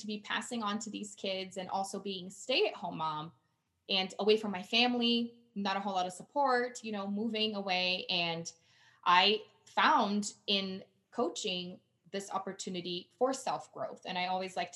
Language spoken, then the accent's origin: English; Brazil; English is a second language; now in Colorado, United States; I'm originally from Brazil